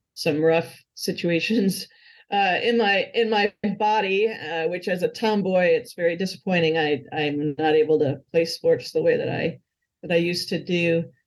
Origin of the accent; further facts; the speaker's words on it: Hamburg, New York, United States; now in Charlottesville, United States; Grew up uh, in a town called Hamburg, New York, outside of Buffalo